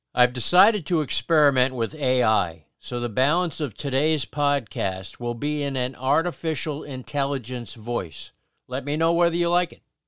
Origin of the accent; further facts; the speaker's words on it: Paterson, New Jersey, United States; the Patterson we grew up